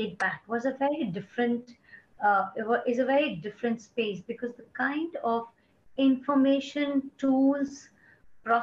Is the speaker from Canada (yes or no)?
no; India; moved away; also born or lived in Bombay; I'm from India.